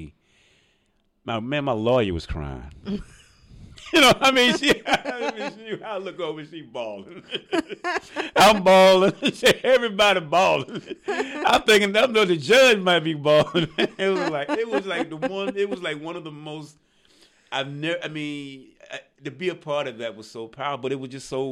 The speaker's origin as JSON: {"language": "English", "town": "Birmingham", "region": "Alabama", "country": "United States", "also_born_or_lived": "Montgomery County, Maryland", "moved": "yes", "said": "I'm originally from Birmingham, Alabama."}